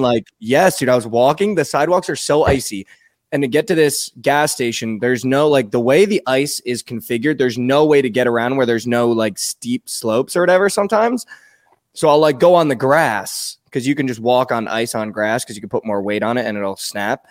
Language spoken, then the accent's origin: English; East Coast, United States; also born or lived in Texas; now in Dallas, United States; I'm from the East Coast